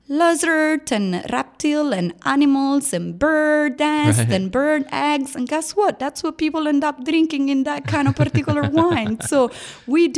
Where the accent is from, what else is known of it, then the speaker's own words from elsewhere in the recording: Naples, Campania, Italy; accent: Italian; English is a second language; now in Austin, United States; I'm from Napoli